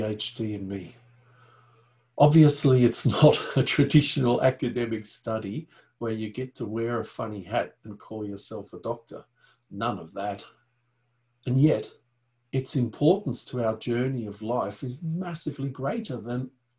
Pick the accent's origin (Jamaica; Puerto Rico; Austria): Austria; I was born in the Alps in Europe, in Austria to be precise.